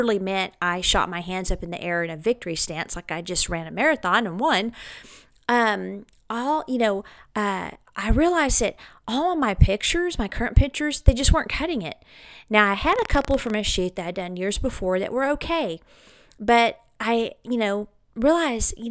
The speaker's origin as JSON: {"language": "English", "town": "Clovis", "region": "New Mexico", "country": "United States", "tie": "born or raised there", "said": "here in my hometown of Clovis, New Mexico"}